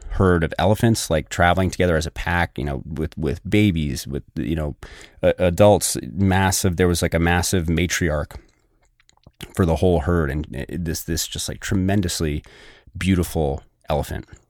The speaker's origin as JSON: {"language": "English", "region": "New Hampshire", "country": "United States", "tie": "born or raised there", "said": "I grew up in New Hampshire"}